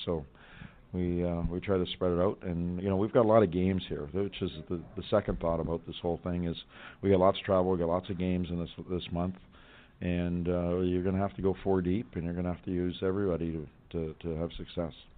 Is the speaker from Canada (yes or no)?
yes; Western Canada, Canada; moved away; you can tell I come from Western Canada